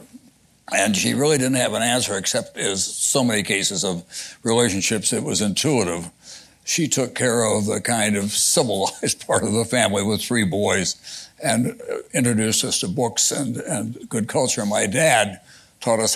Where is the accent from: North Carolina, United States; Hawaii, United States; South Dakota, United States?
South Dakota, United States; now in New York, United States; I grew up in a real prairie culture